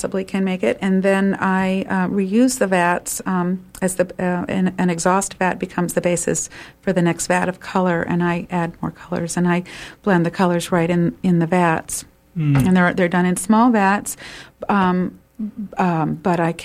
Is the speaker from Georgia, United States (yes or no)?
no; Maine, United States; I'm from Maine